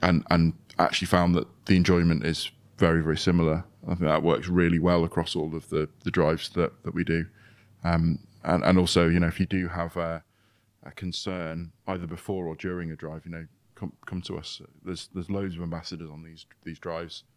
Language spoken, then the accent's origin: English; United Kingdom; being British